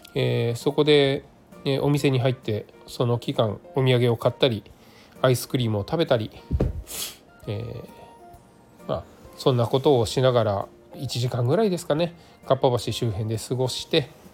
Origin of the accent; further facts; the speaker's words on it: Nagano, Japan; moved away; 私の実家の長野県